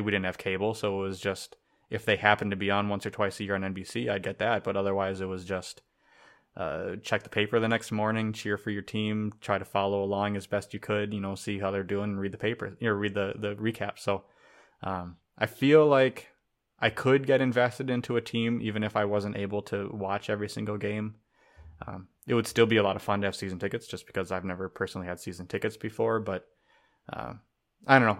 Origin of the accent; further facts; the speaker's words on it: Minnesota, United States; growing up in Minnesota